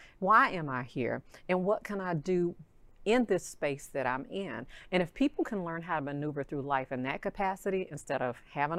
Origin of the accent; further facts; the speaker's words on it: Arkansas, United States; moved away as an adult; now in Texas, United States; I'm from Arkansas, wanted to leave that small.